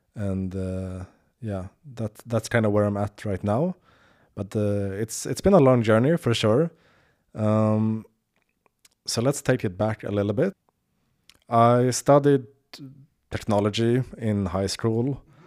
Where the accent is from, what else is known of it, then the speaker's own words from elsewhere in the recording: Sweden; I'm from Sweden, but my, my, uh, father is from, uh, the Ned-, Netherlands